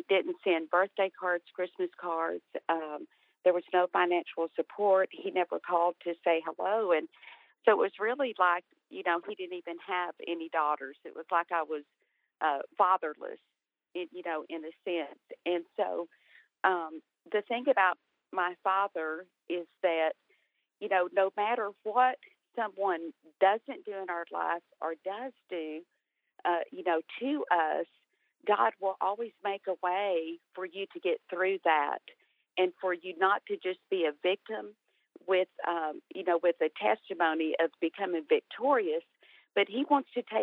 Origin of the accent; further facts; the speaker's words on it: Texas, United States; I was born in Texas and grew up in Texas